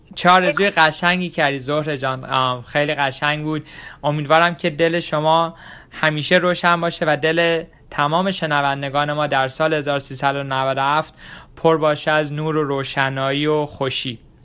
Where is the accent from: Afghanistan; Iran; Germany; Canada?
Iran; now in Washington DC area, United States; خیلی از ما ایرانی ها که خارج از ایران هستیم